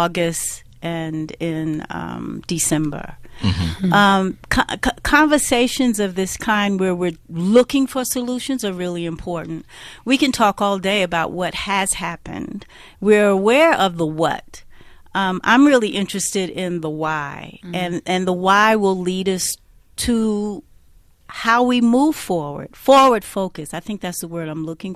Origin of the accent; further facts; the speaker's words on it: United States; accent: Black American; of course you can hear from my accent, I'm a Black American